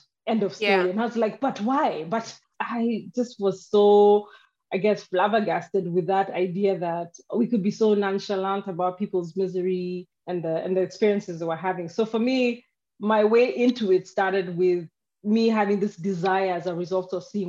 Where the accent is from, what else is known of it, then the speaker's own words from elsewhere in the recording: Nairobi, Kenya; That wasn't vocabulary that was around me growing up in Nairobi in the 80s and the 90s.